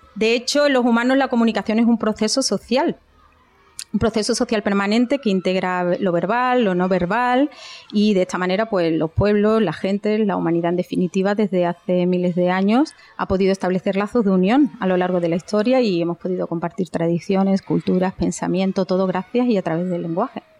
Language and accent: Spanish; Eibar, Basque Country, Spain; now in Lebrija, Spain; soy nacida en Eibar, en Guipúzcoa, porque mis padres trabajaban allí, pero soy hija de padres de padre lebrijano y de madre criada desde los dos añitos aquí en Lebrija